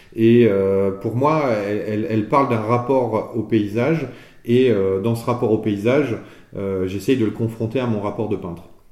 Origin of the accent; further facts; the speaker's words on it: Limousin, Nouvelle-Aquitaine, France; je suis originaire du Limousin